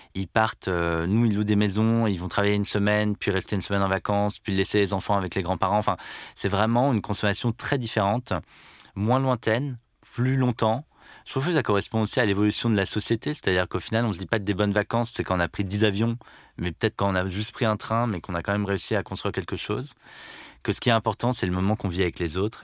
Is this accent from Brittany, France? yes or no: yes; Landerneau, Brittany, France; Je suis né à Landerneau, dans le Finistère, il y a 36 ans. Je suis donc euh, breton